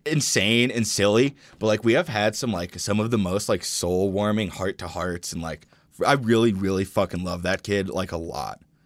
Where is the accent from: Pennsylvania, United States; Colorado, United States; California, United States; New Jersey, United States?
Colorado, United States; Denver; growing up in Denver